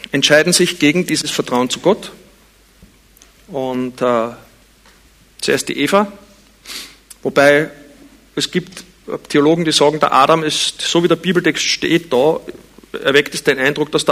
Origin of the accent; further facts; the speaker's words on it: Vienna, Austria; Ich bin in Wien geboren und aufgewachsen, aber es war nicht Absicht.